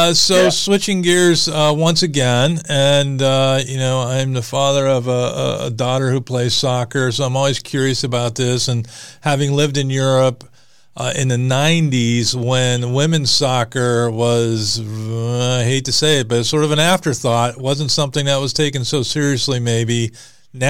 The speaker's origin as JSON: {"language": "English", "country": "United States", "said": "I'm an American."}